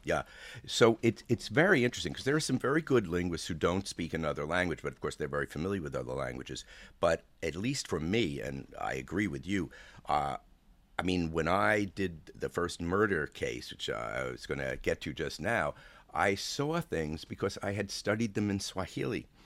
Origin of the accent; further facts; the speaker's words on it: New York City, New York, United States; I was born in Brooklyn